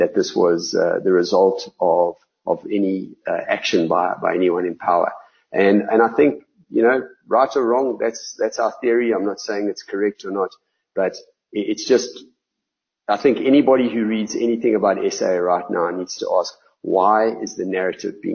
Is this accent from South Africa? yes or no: yes; South Africa; we're South Africans. We love this country